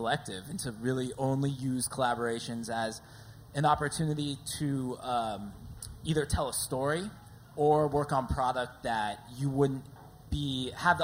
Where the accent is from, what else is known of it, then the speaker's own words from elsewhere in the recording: San Francisco, California, United States; when I was a kid, growing up in San Francisco skateboarding